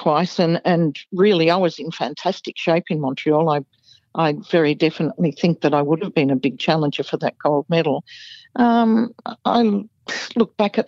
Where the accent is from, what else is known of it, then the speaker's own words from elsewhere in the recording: Melbourne, Victoria, Australia; I was a kid from Coburg, one of the outer northern suburbs of Melbourne.